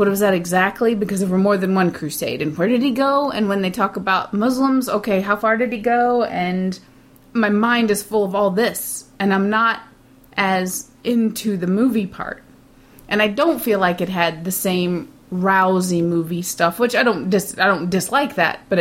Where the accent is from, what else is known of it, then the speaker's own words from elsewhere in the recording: United States; as an American